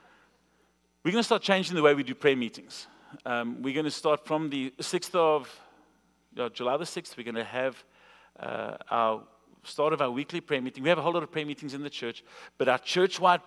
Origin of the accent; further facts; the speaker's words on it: South Africa; moved away; I'm from South Africa